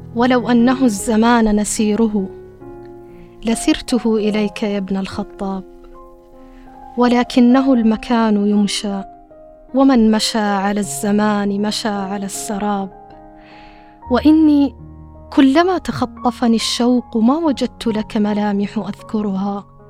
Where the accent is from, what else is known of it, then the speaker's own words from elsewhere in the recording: Saudi Arabia; accent: Saudi dialect; في لهجتنا السعودية